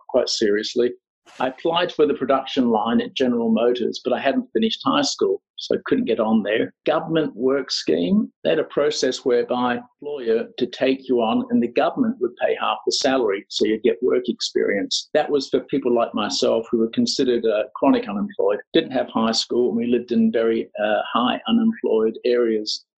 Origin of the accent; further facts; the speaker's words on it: Australia; moved away as an adult; also born or lived in Scotland / Sydney / Los Angeles; now in Cambodia; Born in Scotland, yeah. I, uh, my family emigrated when I was five years old, so I grew up in in Australia.